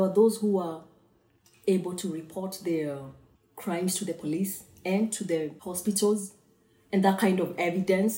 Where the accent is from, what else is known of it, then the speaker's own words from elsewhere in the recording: Kenya; I'm Kenyan